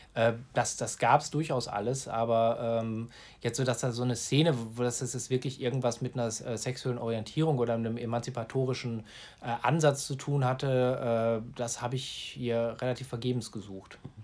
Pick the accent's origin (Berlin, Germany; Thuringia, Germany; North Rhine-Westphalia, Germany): North Rhine-Westphalia, Germany; Gladbeck; in meiner Heimatstadt Gladbeck